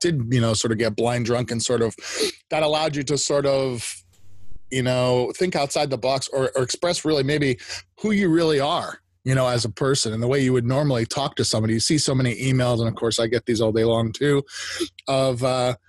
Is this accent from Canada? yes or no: yes; Canada; I'm Canadian